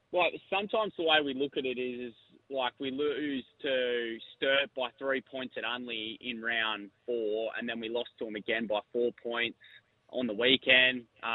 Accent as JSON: {"language": "English", "town": "Queanbeyan", "region": "New South Wales", "country": "Australia", "moved": "as an adult", "lives_now": "Adelaide, Australia", "said": "I'm from Queanbeyan in New South Wales. It's just outside of Canberra. So I moved here in 2021 to play Sanford footy. So yeah, not South Australian."}